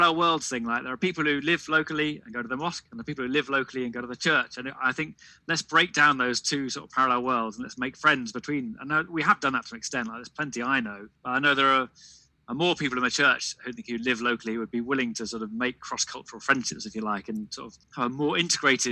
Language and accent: English; Devon, South West England, United Kingdom; moved away as an adult; also born or lived in Tower Hamlets, London; now in London, United Kingdom; I grew up in Devon, so it's a very different environment from London.